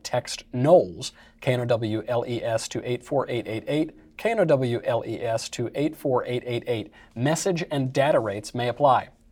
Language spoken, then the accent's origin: English; New York, United States; I'm from New York